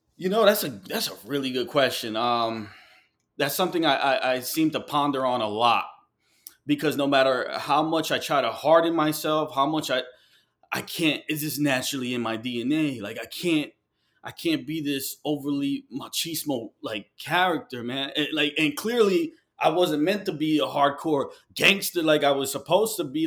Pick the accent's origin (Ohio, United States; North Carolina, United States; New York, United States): New York, United States; New York City; moved away; also born or lived in Ecuador (ancestry) / Colombia (ancestry); I moved from New York. uh, I had to move away from New York